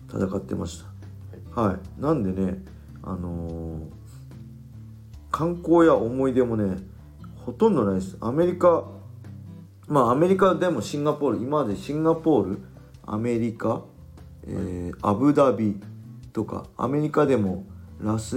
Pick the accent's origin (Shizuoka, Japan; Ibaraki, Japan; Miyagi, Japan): Ibaraki, Japan; これもう一つ僕昔からこう茨城生まれ茨城育ちであのなまってる人大体友達なんですけど